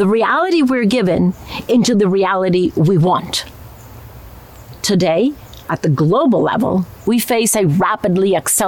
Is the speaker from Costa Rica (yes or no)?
yes; Costa Rica; I come from Costa Rica, a country known for our deep commitment